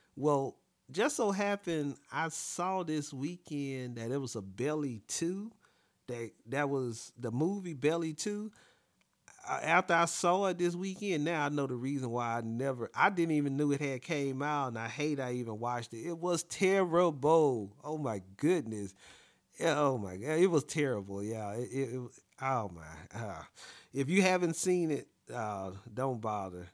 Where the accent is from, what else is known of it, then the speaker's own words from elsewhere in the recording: the South, United States; me growing up in the South, I'm a yes, ma'am, no, ma'am type of person